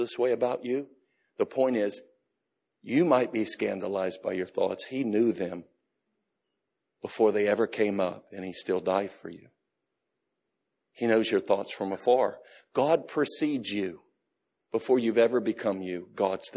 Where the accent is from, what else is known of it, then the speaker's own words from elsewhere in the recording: United States; I'm an American. We're just forthright about everything.